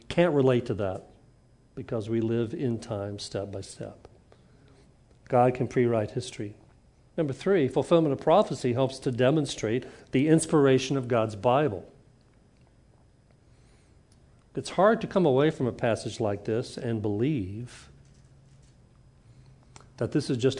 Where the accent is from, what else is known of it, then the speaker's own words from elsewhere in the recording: Huntsville, Alabama, United States; when I grew up in Huntsville